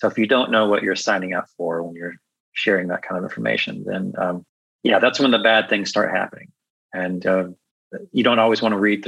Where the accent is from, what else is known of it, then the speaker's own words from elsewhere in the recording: Chicago, Illinois, United States; it knows that I'm from Chicago.